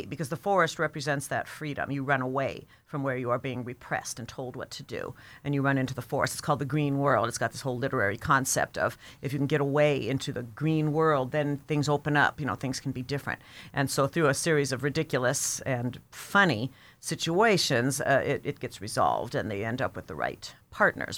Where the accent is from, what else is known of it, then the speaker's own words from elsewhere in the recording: United States; being an American